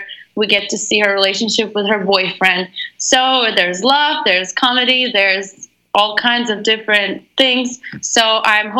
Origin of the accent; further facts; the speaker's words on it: Moscow, Russia; I'm originally from Russia, Moscow